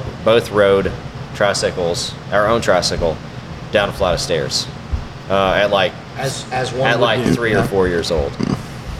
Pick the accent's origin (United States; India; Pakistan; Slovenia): United States; Eastern Kentucky; growing up in Eastern Kentucky